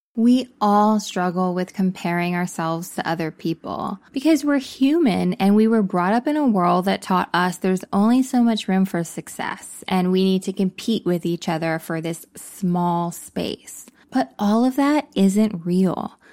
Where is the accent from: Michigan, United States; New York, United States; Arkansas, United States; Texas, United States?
Texas, United States; I came out as gay when I was fifteen years old, growing up in Texas